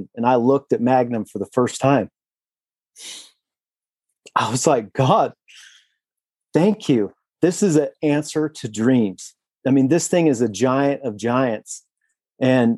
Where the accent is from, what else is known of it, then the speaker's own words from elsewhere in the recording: Southeastern Idaho, United States; growing up in Southeastern Idaho